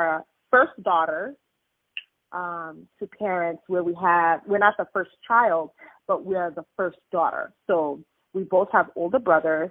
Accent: New York City, New York, United States; born and raised in New York

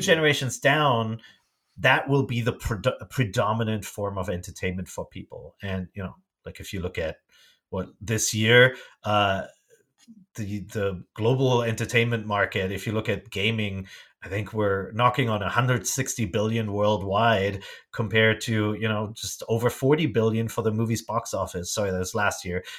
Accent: Germany; English is a second language; moved away as an adult; also born or lived in Japan; I grew up in Germany

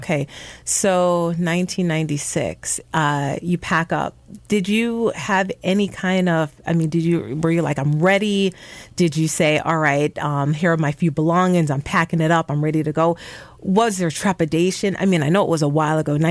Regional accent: New York City, New York, United States; moved away; I grew up in the Bronx. I always tell folks I grew up in the Bronx

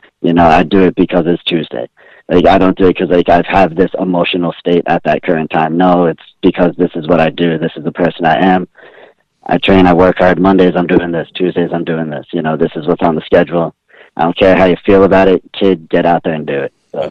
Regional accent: East Coast, United States; Because I grew up on the East Coast. It was WWF when I was growing up.

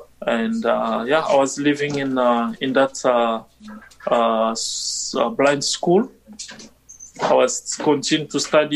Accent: DR Congo; English is a second language; moved away as an adult; now in Winnipeg, Canada; I'm originally from Republic Democratic of Congo.

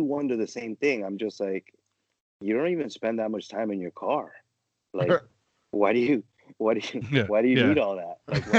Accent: Miami, Florida, United States; now in Rochester, United States; I grew up in Miami

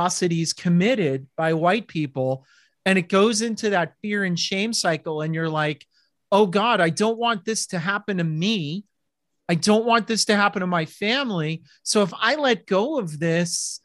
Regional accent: Livermore, California, United States; my hometown of Livermore

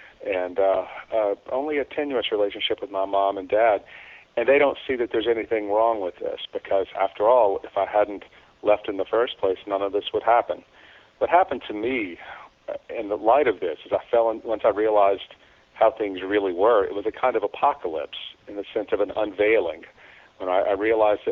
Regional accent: South Louisiana, United States; moved away as an adult; my hometown in South Louisiana

